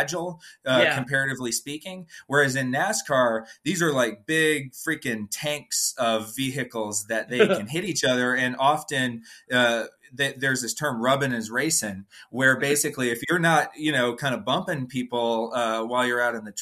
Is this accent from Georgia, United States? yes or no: yes; Atlanta, Georgia, United States; I'm from Atlanta and grew up watching the races and following the sport as a child